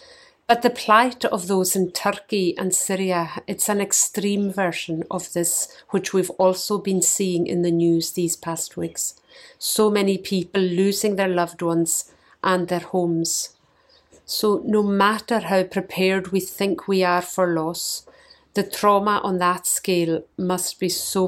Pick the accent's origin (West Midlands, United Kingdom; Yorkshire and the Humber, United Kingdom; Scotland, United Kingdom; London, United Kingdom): Scotland, United Kingdom; moved away as an adult; now in New Zealand; I'm from Scotland.